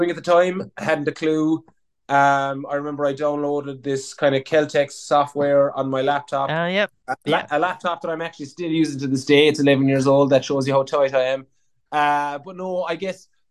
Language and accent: English; Killorglin, Munster, Ireland; I'm from Killorglin, these two small towns kind of hugging the coast.